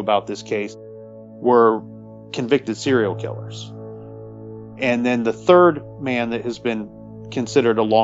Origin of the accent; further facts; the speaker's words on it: Columbus, Ohio, United States; I grew up in Columbus, Ohio.